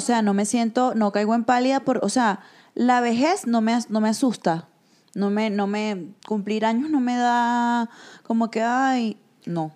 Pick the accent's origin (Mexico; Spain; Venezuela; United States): Venezuela; nosotras, que somos venezolanas